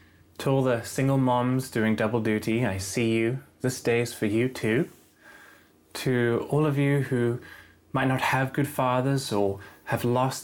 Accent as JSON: {"language": "English", "town": "Cape Town", "region": "Western Cape", "country": "South Africa", "moved": "yes", "said": "I moved here from Cape Town, South Africa."}